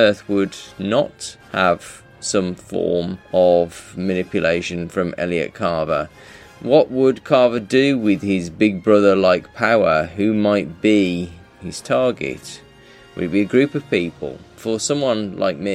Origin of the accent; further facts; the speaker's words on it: United Kingdom; we are British